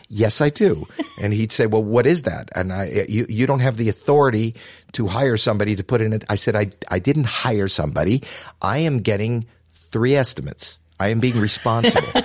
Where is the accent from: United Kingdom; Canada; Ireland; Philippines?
Canada; Toronto, Ontario; I was this kid from Toronto.